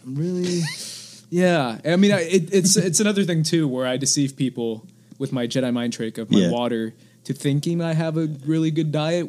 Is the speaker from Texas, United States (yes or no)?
yes; South Texas, United States; moved away; also born or lived in Arizona; when I grew up in South Texas